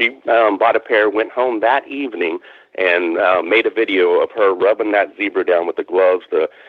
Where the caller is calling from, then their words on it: Fort Worth, Texas, United States; Yeah, south of Fort Worth, Texas. So Dallas-Fort Worth area.